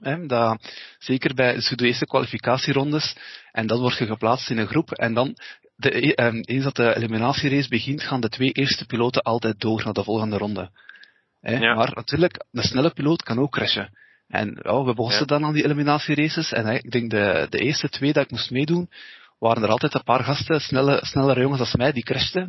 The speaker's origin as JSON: {"language": "Dutch", "region": "East Flanders", "country": "Belgium", "said": "wij zijn van Oost-Vlaanderen"}